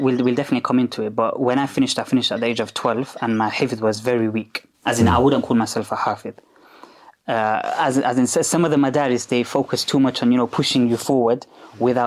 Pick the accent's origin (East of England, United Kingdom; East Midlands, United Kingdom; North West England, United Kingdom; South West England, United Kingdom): East Midlands, United Kingdom; Leicester; I was brought up on Copsall Street